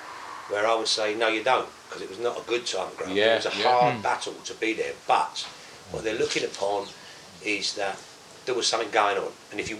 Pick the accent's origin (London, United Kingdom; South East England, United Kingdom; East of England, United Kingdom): East of England, United Kingdom; Danbury; also born or lived in Maldon; I was born in Malden, actually, but... Oh, okay. But grew up in Danbury